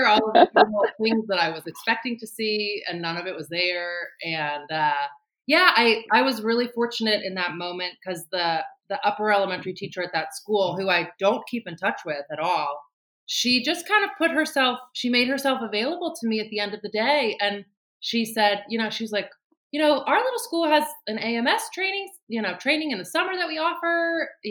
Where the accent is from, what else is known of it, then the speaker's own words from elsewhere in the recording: Baltimore, Maryland, United States; also born or lived in Annapolis; I'm from the Baltimore area